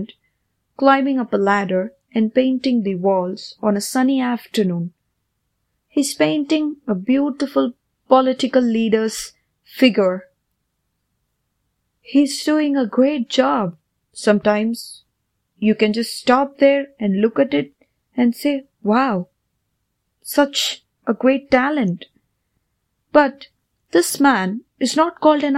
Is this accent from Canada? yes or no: no; India; Growing up in India